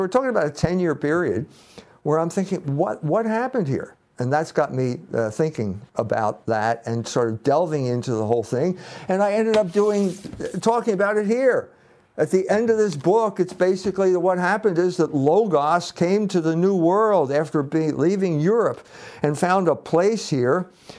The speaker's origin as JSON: {"language": "English", "town": "Philadelphia", "region": "Pennsylvania", "country": "United States", "said": "You know, I had no illusions about small towns, or I came from Philadelphia."}